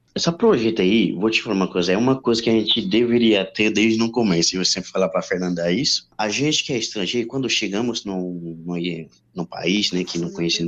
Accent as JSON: {"language": "Portuguese", "country": "Haiti", "second_language": "Portuguese", "moved": "yes", "lives_now": "Brazil", "said": "eu sou haitiano"}